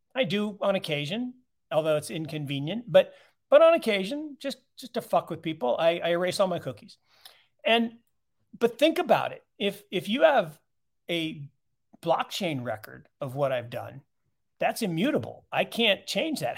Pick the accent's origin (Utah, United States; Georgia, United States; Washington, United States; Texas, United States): Washington, United States; Seattle; I grew up in Seattle